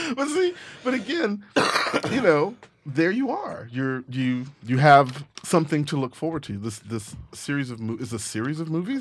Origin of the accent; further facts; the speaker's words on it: Texas, United States; I'm from Texas